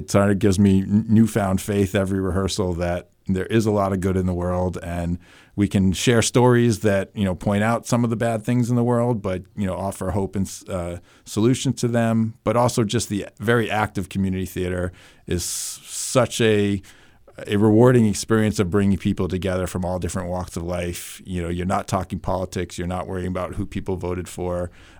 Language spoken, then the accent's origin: English; New York, United States; now in New Hampshire, United States; Where I grew up outside of New York City in Westchester County, and only theater I knew was, going to see Broadway shows or, theater at school.